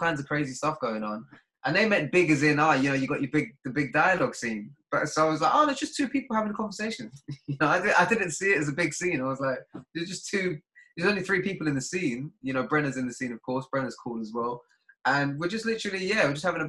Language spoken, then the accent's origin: English; London, United Kingdom; I'm from Deptford